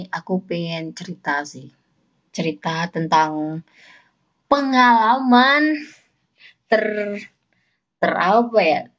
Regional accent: Mempawah, West Kalimantan, Indonesia; aku kan asal dari Kalimantan Barat ya Pontianak ya Pontianak itu kota aja lah gitu ya aku juga kota sih Mempawah

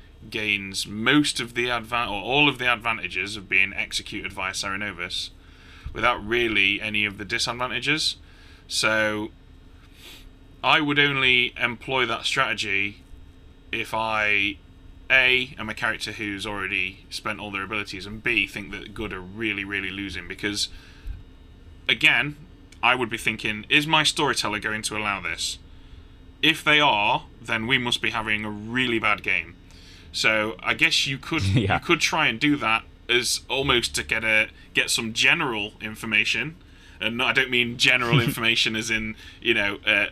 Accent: United Kingdom; I'm British

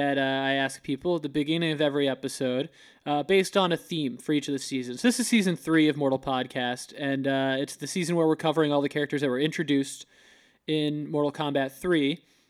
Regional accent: Florida, United States; moved away; We're both from Florida

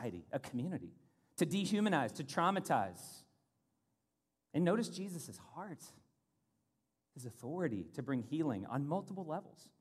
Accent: Louisville, Kentucky, United States; moved away; also born or lived in South Florida; in Kentucky growing up, Louisville

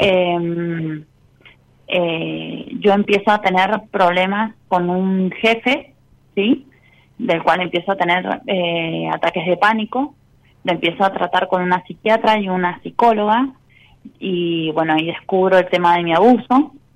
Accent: San Juan, Argentina; Soy de San Juan

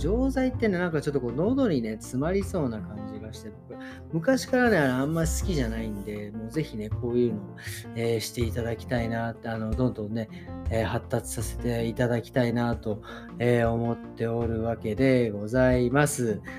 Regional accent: Tokyo, Japan; 僕東京ですけど

